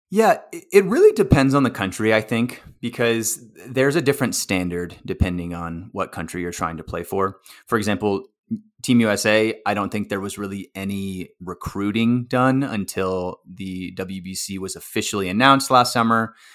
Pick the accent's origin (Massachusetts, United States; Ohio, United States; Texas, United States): Texas, United States; I grew up in Texas, played baseball in Texas all my life